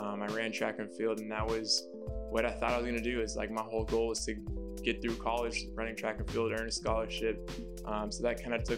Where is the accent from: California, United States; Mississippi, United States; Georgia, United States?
California, United States; Hayward; I'm originally from Hayward, California, but I kind of moved around all over the place.